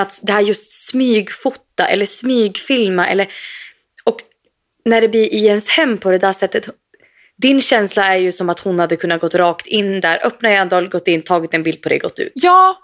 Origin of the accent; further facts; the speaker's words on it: Sweden; moved away; vi kan ju gå på ICA hemma i Sverige